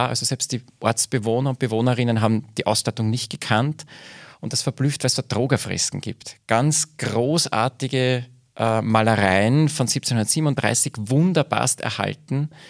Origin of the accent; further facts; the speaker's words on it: Altenburg, Lower Austria, Austria; Äh, ich bin aufgewachsen in Altenburg, und meine Großeltern stammen aus Röhrenbach